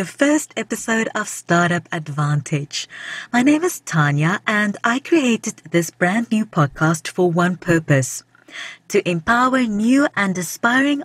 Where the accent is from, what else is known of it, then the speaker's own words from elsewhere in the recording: South Africa; now in British Columbia, Canada; I'm originally from South Africa